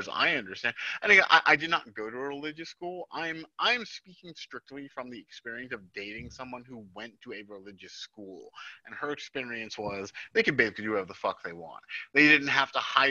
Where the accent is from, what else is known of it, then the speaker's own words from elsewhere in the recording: Jersey Shore, New Jersey, United States; I'm from the Jersey Shore